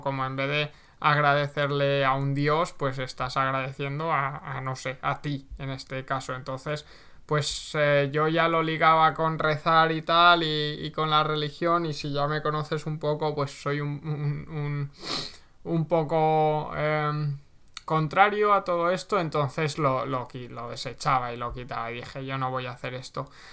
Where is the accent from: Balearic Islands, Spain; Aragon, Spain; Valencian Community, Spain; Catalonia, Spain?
Valencian Community, Spain; Segorbe; vivía en, mi pueblo, vivía en Segorbe